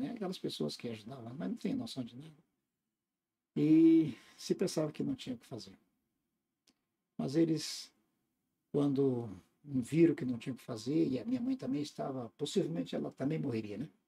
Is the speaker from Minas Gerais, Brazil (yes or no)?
yes; Tumiritinga, Minas Gerais, Brazil; born there; um vilarejo, né? que é, ficou como a minha cidade natal no meu documento, né? chama Tumiritinga essa cidade.